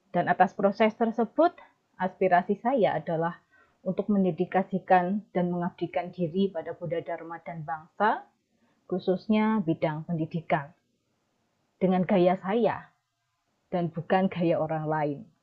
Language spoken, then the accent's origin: Indonesian; Kenteng, Indonesia; moved away; saya dilahirkan di Desa Kenteng